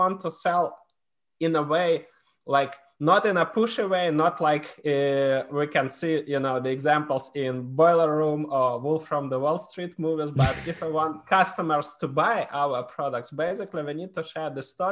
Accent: Ukraine; I was born in Ukraine. I'm half Polish, half Ukrainian.

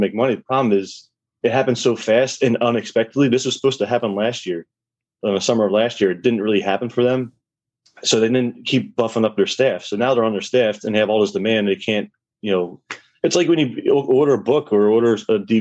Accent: Philadelphia, Pennsylvania, United States; my hometown, Philadelphia

